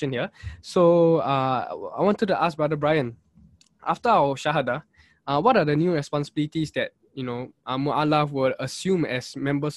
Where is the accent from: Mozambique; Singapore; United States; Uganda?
Singapore; Singaporean Muslims